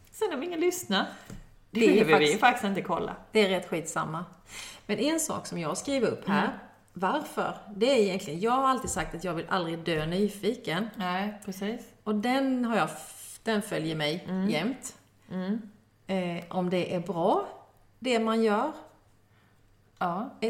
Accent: Kalmar County, Sweden; Jo, jag är nyfiken. Jag är ölänning, det är inte det jag menar.

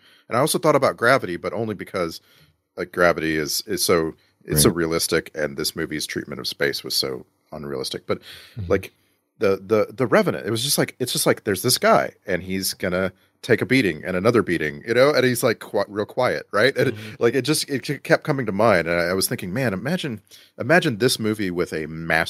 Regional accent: Texas, United States; growing up in Texas.

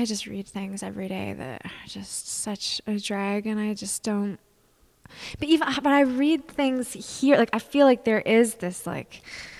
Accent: Canada; as a Canadian

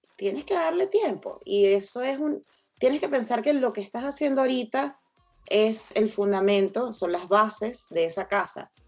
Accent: Venezuela; todos somos venezolanos

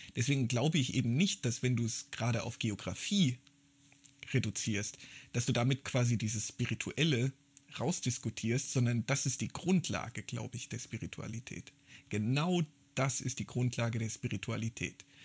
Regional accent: Germany; als zeitgenössischer Deutscher

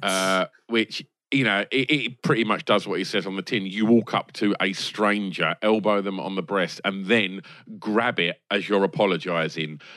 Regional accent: Essex, East of England, United Kingdom; growing up in Essex

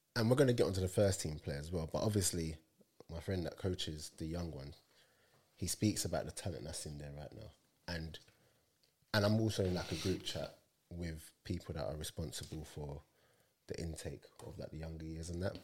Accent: London, United Kingdom; I'm from London

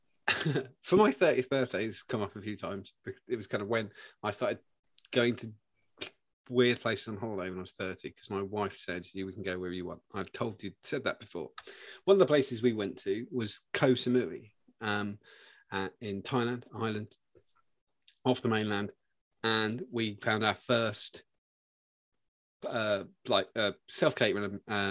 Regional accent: United Kingdom; being British

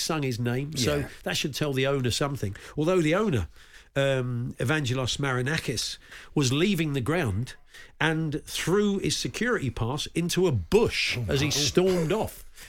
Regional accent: Newton Abbot, South West England, United Kingdom; born there; also born or lived in Greece; Yeah, but I spent a lot of time in Greece, but I was born in Newton Abbott. I never really lost the accent.

